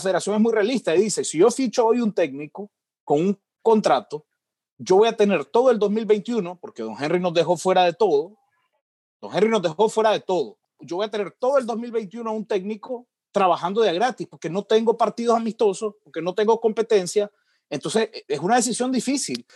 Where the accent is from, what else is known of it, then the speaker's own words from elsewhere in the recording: Nicaragua; yo soy muy nicaragüense